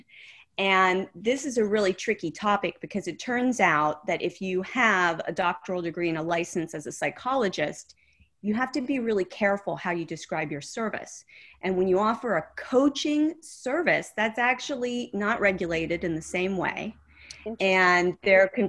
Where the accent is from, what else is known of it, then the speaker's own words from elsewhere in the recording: Oil City, Pennsylvania, United States; moved away; I'm from Oil City, Pennsylvania.